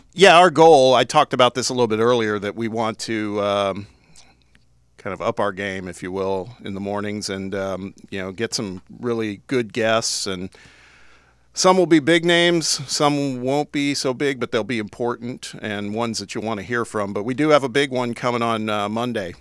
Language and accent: English; Indianapolis, Indiana, United States; moved away as an adult; also born or lived in Los Angeles; I'm from the Midwest originally, from Indianapolis